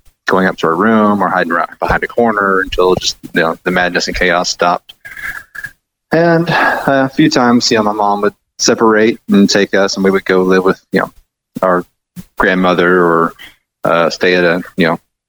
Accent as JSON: {"language": "English", "town": "Dardanelle", "region": "Arkansas", "country": "United States", "tie": "born there", "also_born_or_lived": "Appleton, Arkansas", "said": "I was born in Dardanelle, Arkansas."}